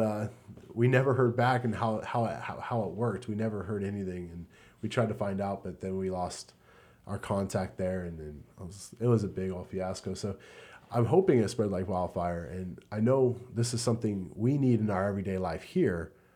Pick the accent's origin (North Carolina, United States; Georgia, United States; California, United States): California, United States; Southern; also born or lived in Fort Wayne, Indiana / Columbus, Ohio; I grew up most of my life here in Southern California